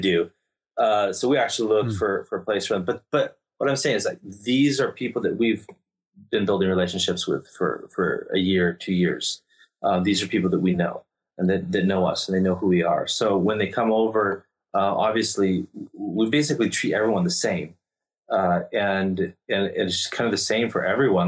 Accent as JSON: {"language": "English", "country": "United States", "also_born_or_lived": "Ukraine", "moved": "yes", "said": "I'm American"}